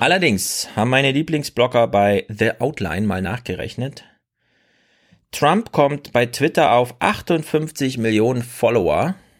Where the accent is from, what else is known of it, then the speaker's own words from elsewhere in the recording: East Germany, Germany; now in Frankfurt, Germany; In Ostdeutschland, wo ich herkomme, heißt es Fasching